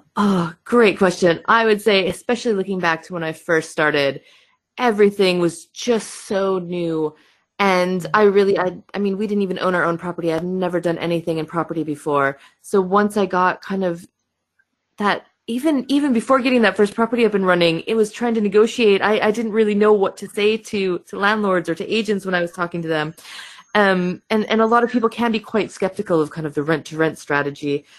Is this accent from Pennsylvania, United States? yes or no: no; Michigan, United States; accent: American; first language English; moved away as an adult; now in United Kingdom; I do have an accent. I am American. So, I am from Michigan in the US. I moved to the UK about 12 years ago now